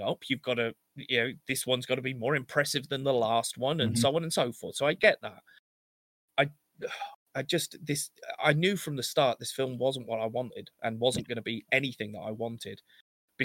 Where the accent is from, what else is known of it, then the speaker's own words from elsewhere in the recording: England, United Kingdom; We're English